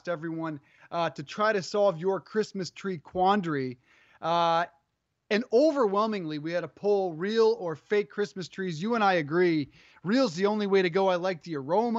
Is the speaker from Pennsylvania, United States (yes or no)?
no; Colorado, United States; now in Connecticut, United States; when I grew up in Colorado, it took a foot, no joke, a foot of snow to cancel school